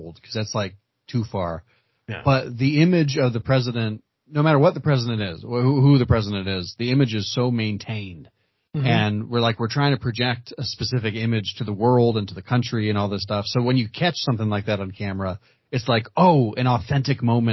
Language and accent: English; United States; as an American citizen